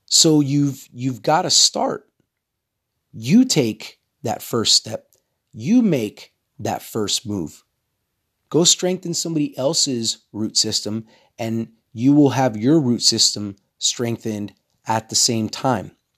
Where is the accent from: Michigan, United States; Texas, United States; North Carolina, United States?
Texas, United States; I'm from Texas